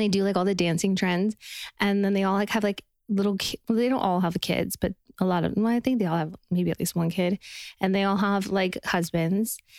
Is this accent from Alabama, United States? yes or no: no; Utah, United States; we're from Utah